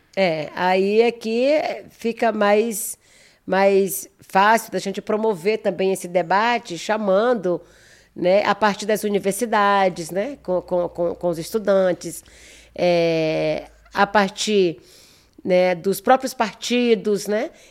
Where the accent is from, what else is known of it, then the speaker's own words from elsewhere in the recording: Maranhão, Brazil; moved away as an adult; now in São Paulo, Brazil; eu não sou natural de São Paulo, né? Uhum. Eu sou do Maranhão